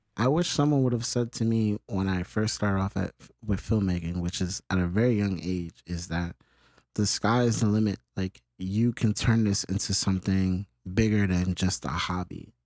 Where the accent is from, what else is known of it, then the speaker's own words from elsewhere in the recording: New York City, New York, United States; I'm from the Bronx